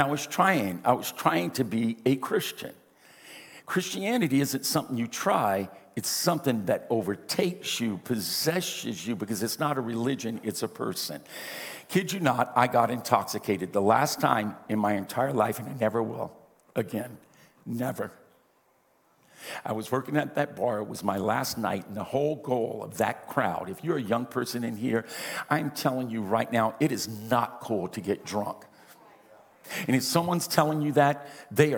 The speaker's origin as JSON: {"language": "English", "region": "Louisiana", "country": "United States", "also_born_or_lived": "Spain", "first_language": "English", "said": "We're from Louisiana"}